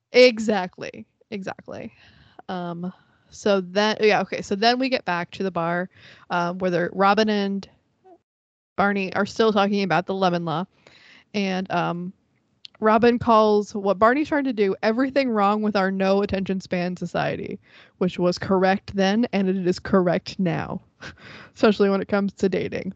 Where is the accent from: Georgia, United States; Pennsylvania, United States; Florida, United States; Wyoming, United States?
Florida, United States; I'm from Florida